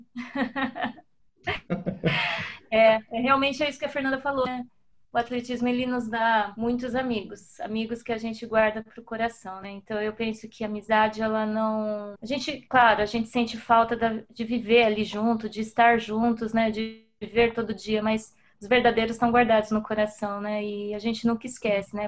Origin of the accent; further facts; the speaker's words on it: Brazil; como brasileira